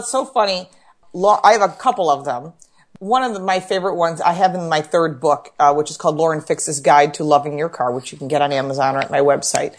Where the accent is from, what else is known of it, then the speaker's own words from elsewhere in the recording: Dearborn, Michigan, United States; now in Buffalo, United States; we lived in Detroit. So we're outside of Detroit, And I was born in Dearborn